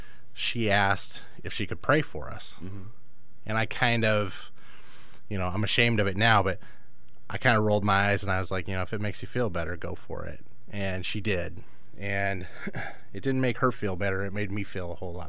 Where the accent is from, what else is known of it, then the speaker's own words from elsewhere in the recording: Los Angeles, California, United States; moved away as an adult; now in Chicago, United States; I grew up in Los Angeles in a pretty rough area